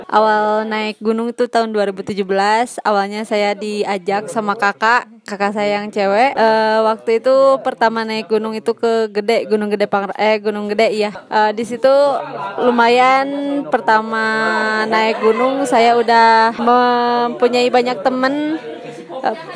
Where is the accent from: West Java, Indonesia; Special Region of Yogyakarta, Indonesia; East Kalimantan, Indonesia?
West Java, Indonesia; Sukabumi; Saya asli dari Sukabumi.